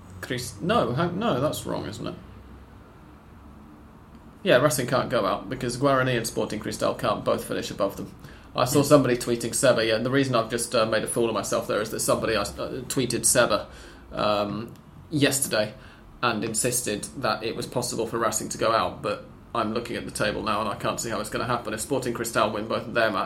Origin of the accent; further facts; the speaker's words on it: England, United Kingdom; We're British. I'm English